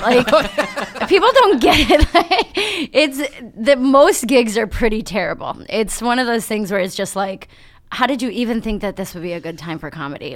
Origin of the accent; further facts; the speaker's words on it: Berea, Ohio, United States; also born or lived in Toledo, Ohio; raised right here in Cleveland, so right by the airport